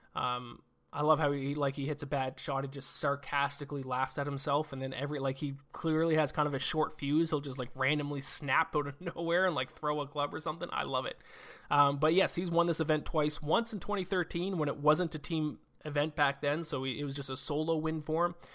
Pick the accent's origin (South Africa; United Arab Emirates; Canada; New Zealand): Canada; I, I'm Canadian. I, I live in Canada